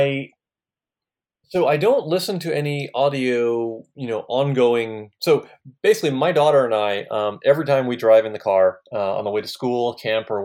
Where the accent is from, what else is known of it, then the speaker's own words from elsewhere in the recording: East Coast, United States; moved away as an adult; also born or lived in Santa Cruz, California; I grew up on the East Coast